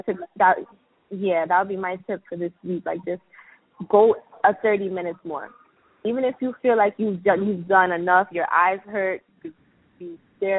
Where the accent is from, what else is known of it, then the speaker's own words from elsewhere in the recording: New York City, New York, United States; I'm from Brooklyn, New York